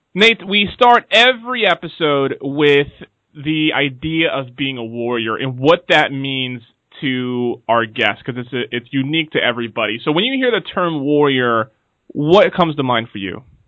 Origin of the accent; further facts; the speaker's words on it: the Northwest, Pacific Northwest, United States; I am from the Northwest